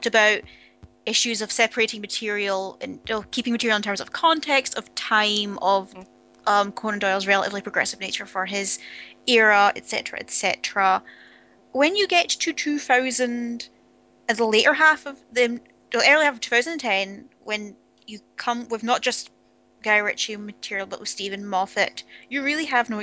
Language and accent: English; Scotland, United Kingdom; accent: Scottish; now in Edinburgh, United Kingdom